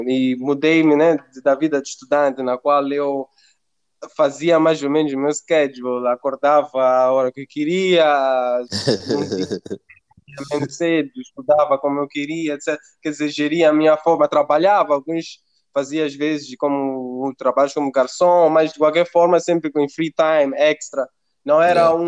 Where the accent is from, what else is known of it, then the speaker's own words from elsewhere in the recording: Mozambique; now in Italy; sou, sou de Moçambique, sou africano. E é uma coisa que eu tento, por exemplo, implementar mesmo em Itália.